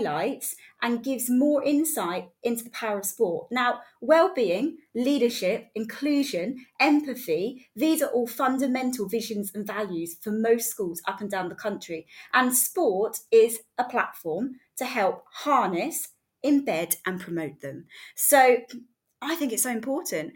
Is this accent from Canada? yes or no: no; Bovingdon, East of England, United Kingdom; used to live in Bovingdon